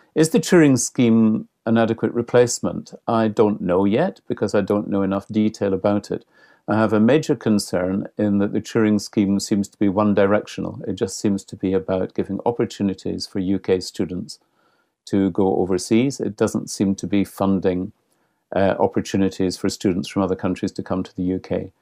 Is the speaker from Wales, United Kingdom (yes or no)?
no; Scotland, United Kingdom; I'm Scottish